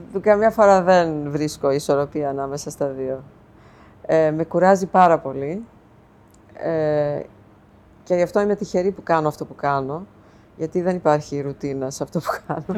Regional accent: New York City, New York, United States; moved away as an adult; now in Greece; εγώ μεγάλωσα στην Αστόρια της Νέας Υόρκης που ήταν η ελληνική συνοικία.

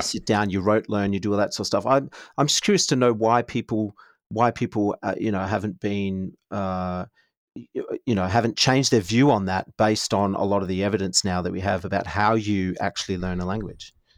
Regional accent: Australia; We're Australian

